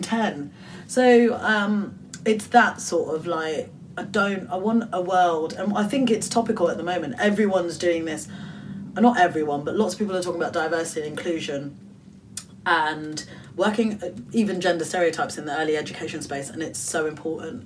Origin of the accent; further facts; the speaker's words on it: United Kingdom; I'm Bangladeshi British